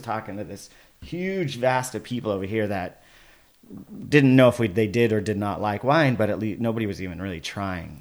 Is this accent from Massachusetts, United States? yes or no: no; Paso Robles, California, United States; also born or lived in Oceanside, California / Vista, California; I grew up in Paso Robles